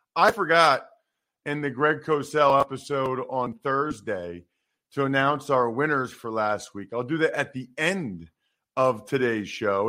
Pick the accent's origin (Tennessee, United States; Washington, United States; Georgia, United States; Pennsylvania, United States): Pennsylvania, United States; I'm from Pennsylvania